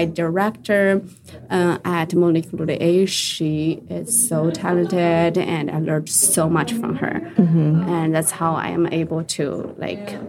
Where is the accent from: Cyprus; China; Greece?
China; moved away as an adult; also born or lived in Sichuan; now in United States; I'm from China. So I moved from China to here